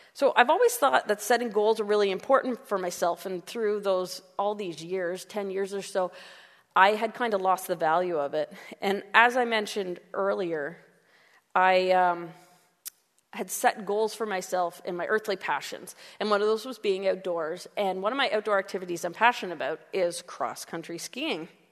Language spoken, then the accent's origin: English; Canada; we're Canadian